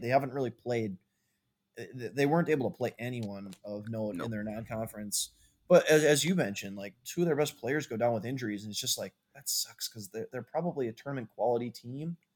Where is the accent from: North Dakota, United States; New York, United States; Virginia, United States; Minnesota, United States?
Minnesota, United States; as a Minnesotan